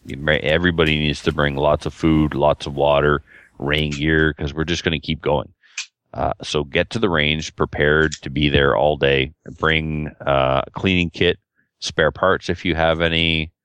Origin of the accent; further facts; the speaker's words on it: Nova Scotia, Canada; now in British Columbia, Canada; if my black badge was taught to me in Nova Scotia, and I'm from Nova Scotia, and I moved to BC, I'm allowed to shoot there.